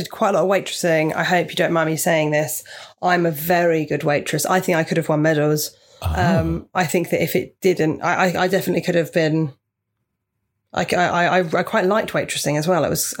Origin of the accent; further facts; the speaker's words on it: Portsmouth, South East England, United Kingdom; moved away; I grew up in Portsmouth, so very near.